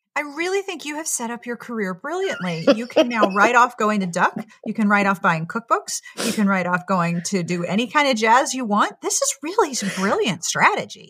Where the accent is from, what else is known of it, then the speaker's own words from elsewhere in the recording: Pittsburgh, Pennsylvania, United States; moved away; also born or lived in South Carolina; I grew up in Pittsburgh, which is very Midwestern in culture, and went to college in South Carolina.